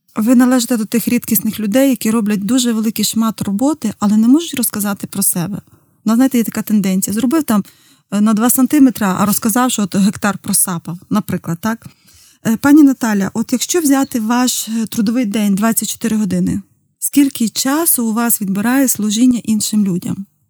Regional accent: Zdolbuniv, Rivne Oblast, Ukraine; моє рідне місто з долбонів

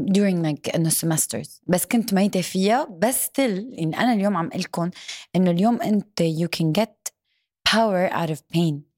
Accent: Syria; now in Dubai, United Arab Emirates; انا سوري

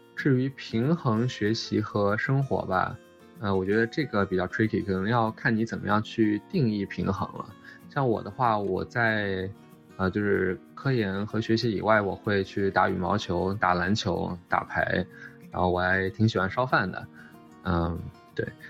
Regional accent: Shanghai, China; moved away as an adult; also born or lived in Beijing / Durham, North Carolina, United States; now in Cambridge, United States; 我是出生在北京，然后大部分教育都在上海初中、高中之类的。然后我高中的时候在，呃，美国待过一年，因为我爸当时是乌布莱特学者，我就在，当时我爸在学校是杜克，我就在那个附近的一个高中待了一年。然后后来，呃，高中再，再回到上海的格式中学去学

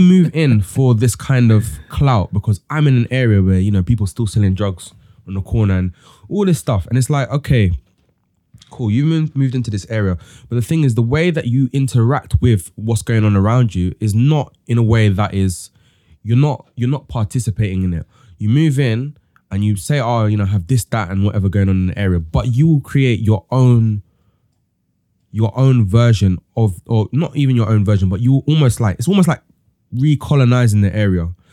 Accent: London, United Kingdom; also born or lived in Chingford, London; I grew up in Stratford, like Tom

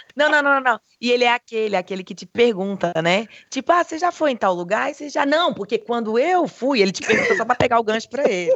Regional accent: Brazil; now in Thailand; sou brasileira

